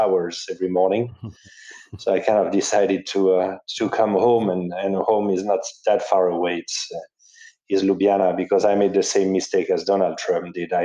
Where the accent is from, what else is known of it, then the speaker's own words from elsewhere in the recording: southern France, France; moved away as an adult; also born or lived in Paris / Jakarta; I was from the south of France